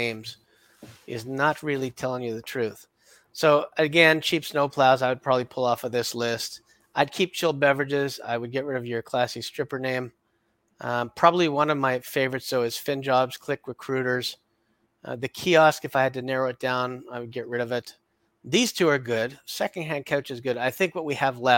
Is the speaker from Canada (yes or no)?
yes; Canada